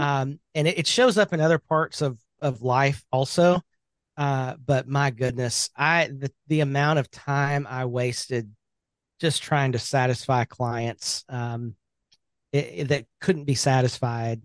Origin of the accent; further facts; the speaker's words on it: Birmingham, Alabama, United States; I am from Birmingham, Alabama. That is home.